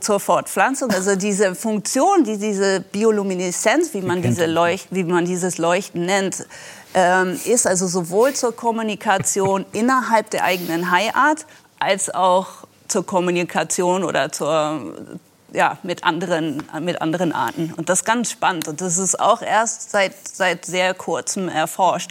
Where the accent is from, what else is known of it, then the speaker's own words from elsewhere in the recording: Netherlands; moved away; ich bin selber an der Nordsee aufgewachsen, am Wattenmeer in den Niederlanden